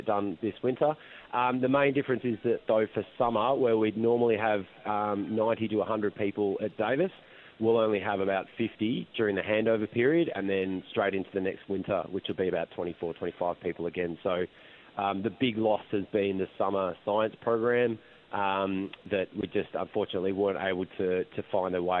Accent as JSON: {"language": "English", "town": "Melbourne", "region": "Victoria", "country": "Australia", "said": "I'm from Melbourne"}